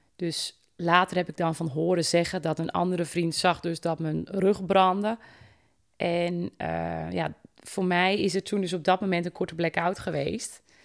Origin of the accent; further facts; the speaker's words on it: Volendam, North Holland, Netherlands; bij ons in Volendam